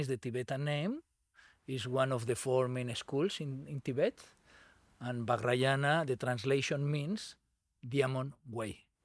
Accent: Barcelona, Catalonia, Spain; English is a second language; moved away; I grew up in Barcelona.

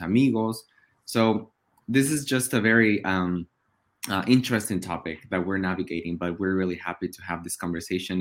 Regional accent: Oaxaca, Mexico; English is a second language; now in United States; I was born in Mexico in Oaxaca

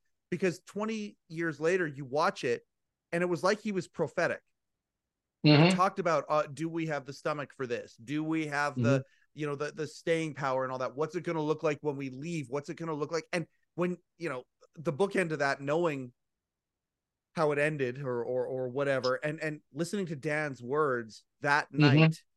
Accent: Western Canada, Canada; I'm from Western Canada.

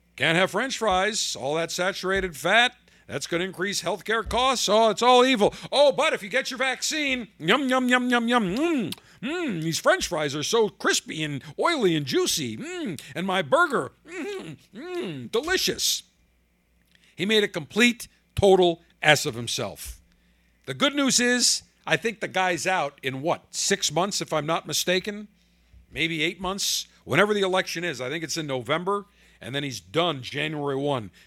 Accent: Buffalo, New York, United States; in Buffalo, my hometown

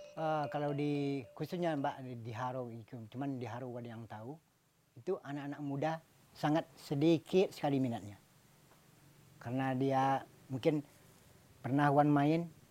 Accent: Minangkabau, West Sumatra, Indonesia; Kita orang Minangkabau

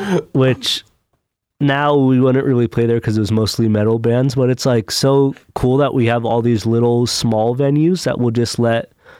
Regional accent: Albuquerque, New Mexico, United States; moved away; I'm from New Mexico, and it is the worst place to try and do a band, Albuquerque.

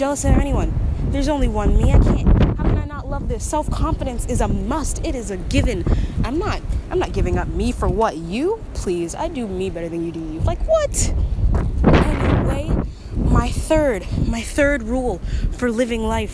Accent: Texas, United States; I'm from Texas

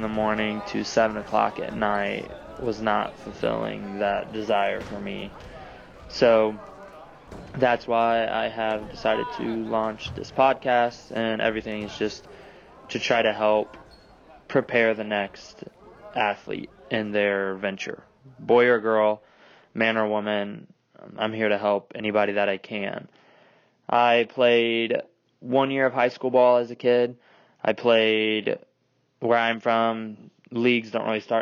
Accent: Indiana, United States; moved away as an adult; also born or lived in Nashville, Tennessee / North Dakota; drove 300 miles from my hometown in Indiana down to Nashville, Tennessee

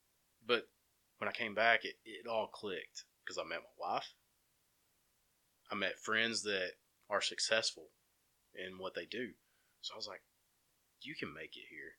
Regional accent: Cleveland, Tennessee, United States; I swore up and down I was going to move back to Cleveland, Tennessee as soon as I finished.

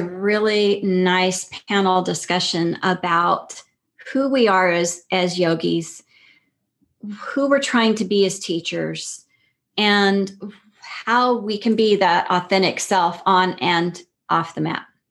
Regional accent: El Paso, Texas, United States; also born or lived in Fort Worth, Texas; I grew up in El Paso, right near New Mexico, right near White Sands.

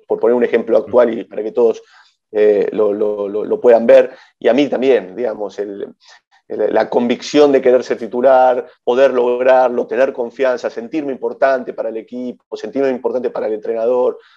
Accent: Villa Ballester, Buenos Aires Province, Argentina; moved away as an adult; also born or lived in Spain / England; hice casi toda mi infancia en Villa Ballester, con Suárez

